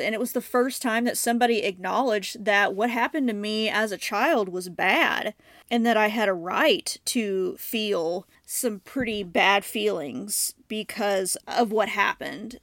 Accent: Southern Illinois, United States; moved away as an adult; also born or lived in Saint Louis area, Missouri; now in St. Louis, United States; I grew up in Southern Illinois

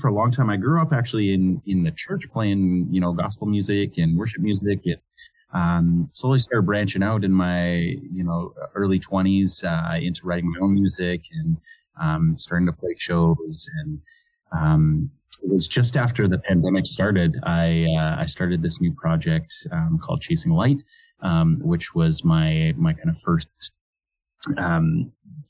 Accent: Okanagan Valley, British Columbia, Canada; now in New Brunswick, Canada; I grew up in the Okanagan Valley of British Columbia

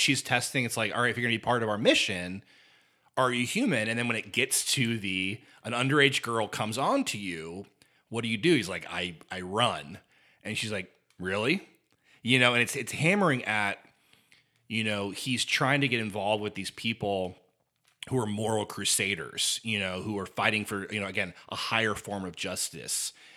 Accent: Indiana, United States; I grew up in Indiana

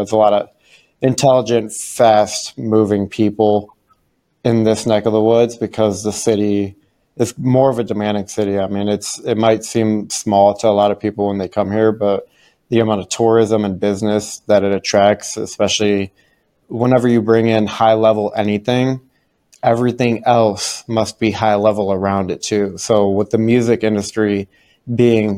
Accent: Cleveland, Ohio, United States; also born or lived in Davenport, Iowa; now in Nashville, United States; I actually grew up in Cleveland, Ohio

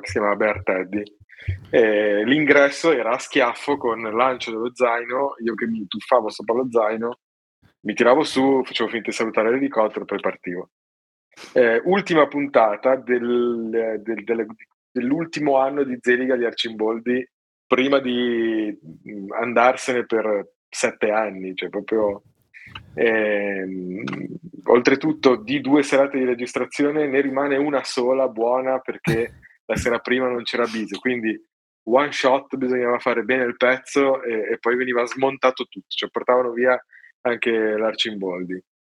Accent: Genoa, Liguria, Italy; sono genovese

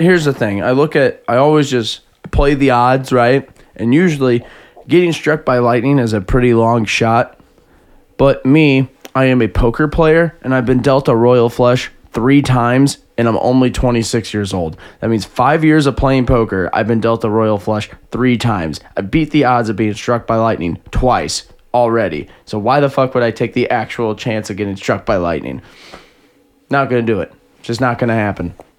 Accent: Jefferson County, Missouri, United States; We're from Jefferson County, so you know we got great aim

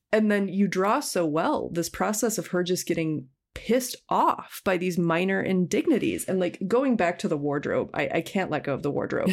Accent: Minneapolis–Saint Paul, Minnesota, United States; I grew up in the Twin Cities of Minnesota

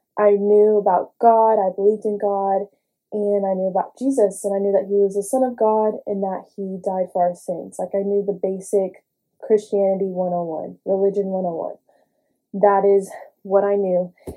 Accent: Houston, Texas, United States; I grew up in Houston, grew up in a church household

